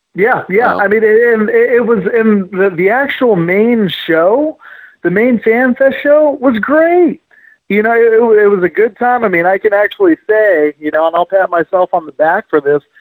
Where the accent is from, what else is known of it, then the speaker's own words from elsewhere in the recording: California, United States; we're we're Cali kids. I came from California